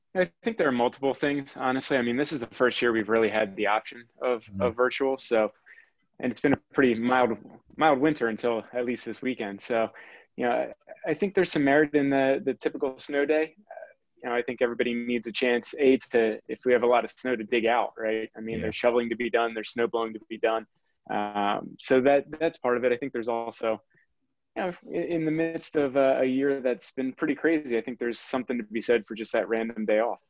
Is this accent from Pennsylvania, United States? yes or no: yes; Quakertown, Pennsylvania, United States; I grew up in Quakertown and wanted to stay local